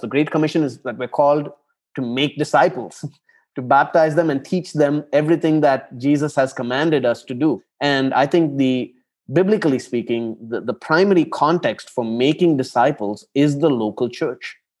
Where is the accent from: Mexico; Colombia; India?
India; Chennai, Tamil Nadu; moved away as an adult; now in Abu Dhabi, United Arab Emirates; I am originally from Chennai in South India. It's a big city uh, there. And I grew up in Chennai